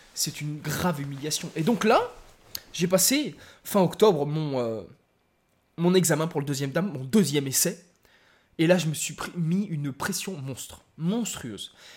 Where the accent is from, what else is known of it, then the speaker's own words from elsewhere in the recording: France; je suis Français. De papier et de cœur.